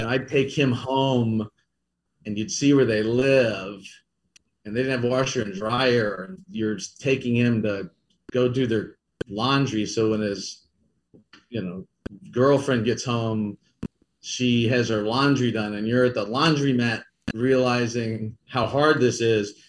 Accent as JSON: {"language": "English", "town": "Kansas City", "region": "Missouri", "country": "United States", "also_born_or_lived": "St. Louis", "said": "I'm from Kansas City. So to get to come home to Kansas City"}